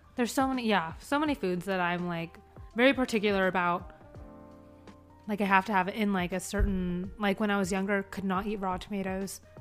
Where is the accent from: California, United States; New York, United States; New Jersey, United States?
California, United States; San Diego; now in Seattle, United States; I'm coming from San Diego. I'm coming from like growing up in Southern California